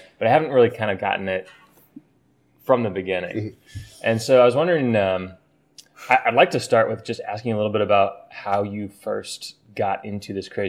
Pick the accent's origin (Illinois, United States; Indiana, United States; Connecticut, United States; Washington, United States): Indiana, United States; West Lafayette; I grew up in West Lafayette.